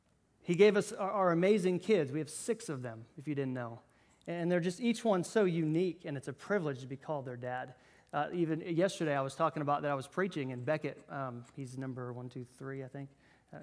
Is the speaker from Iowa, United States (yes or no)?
yes; Iowa, United States; now in Bainbridge, United States; I'm originally from Iowa, if you knew, and that's where we moved from. And I wouldn't have found Bainbridge, Georgia